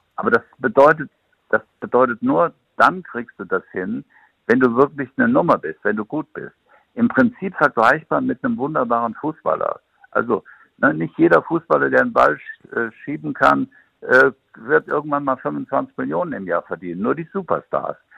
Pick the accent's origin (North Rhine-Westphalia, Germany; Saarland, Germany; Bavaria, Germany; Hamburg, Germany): North Rhine-Westphalia, Germany; Siegen; moved away; weil Siegen ist ja immer noch meine Heimat und ich fühle mich immer noch mit dem Siegerland sehr verbunden